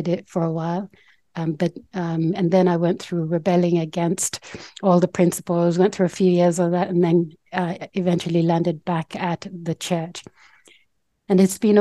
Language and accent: English; Port Moresby, National Capital District, Papua New Guinea; moved away as an adult; now in Brisbane, Australia; the village I'm from, the Tanwabata village in Port Moresby, Papua New Guinea